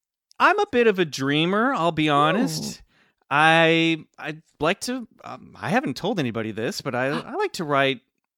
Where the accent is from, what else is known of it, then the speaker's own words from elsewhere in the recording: Lenexa, Kansas, United States; Yes, I grew up in Lenexa, Kansas, which is a suburb of the greater metropolitan area of Kansas City, Kansas.